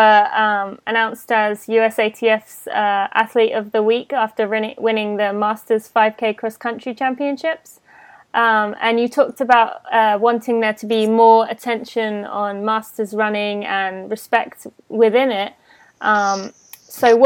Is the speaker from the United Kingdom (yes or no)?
yes; England, United Kingdom; moved away; I'm from England